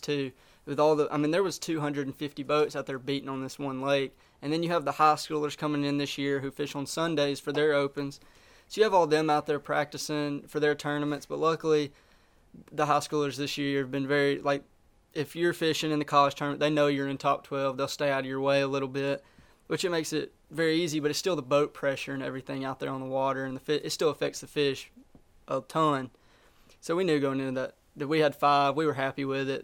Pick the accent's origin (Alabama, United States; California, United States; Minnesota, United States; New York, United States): Alabama, United States; Smith Lake; I live just north of Birmingham. I grew up on Smith Lake